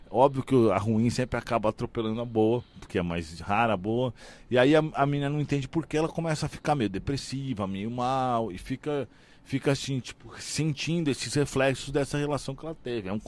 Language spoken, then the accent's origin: Portuguese; São Paulo, Brazil; now in Balneário Camboriú, Brazil; Eu sou de São Paulo, ah, mas né? Não mas eu não moro mais em São Paulo, moro em Balneário Camboriú